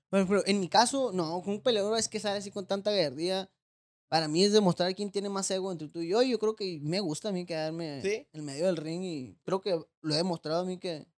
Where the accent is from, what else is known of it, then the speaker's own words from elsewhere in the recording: Tijuana, Baja California, Mexico; also born or lived in Los Mochis, Sinaloa; Yo Soy nacido en Los Moches, Sinaloa. Eh, me vine a Tijuana, me acuerdo, mi mamá me trajo a los siete años